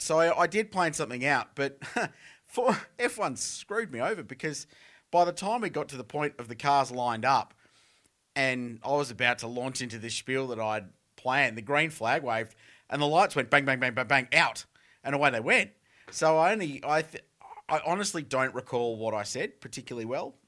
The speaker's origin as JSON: {"language": "English", "town": "Adelaide", "region": "South Australia", "country": "Australia", "tie": "born or raised there", "said": "I grew up in Adelaide with the Grand Prix"}